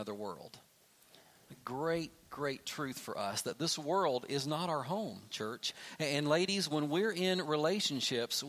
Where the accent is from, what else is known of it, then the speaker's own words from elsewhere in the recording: Kentucky, United States; I am from Kentucky